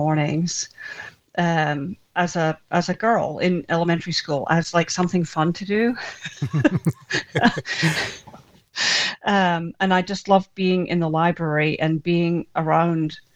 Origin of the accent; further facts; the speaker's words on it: Scotland, United Kingdom; now in United States; I was born in Scotland and adopted in Scotland as well by Scottish parents, and did my growing up there. And then subsequently, the whole family emigrated